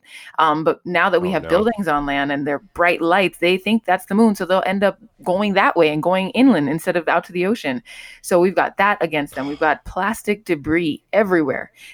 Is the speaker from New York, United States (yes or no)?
no; Miami, Florida, United States; I'm from Miami